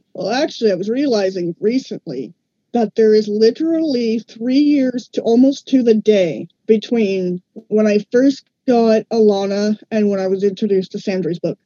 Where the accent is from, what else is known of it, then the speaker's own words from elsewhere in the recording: Ottawa, Ontario, Canada; from Ottawa, Ontario, Canada.